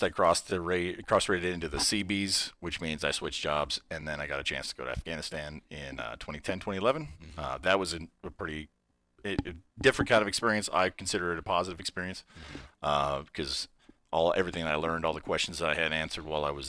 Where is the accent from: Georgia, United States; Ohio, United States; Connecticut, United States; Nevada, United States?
Nevada, United States; Reno; I'm born and raised in Reno.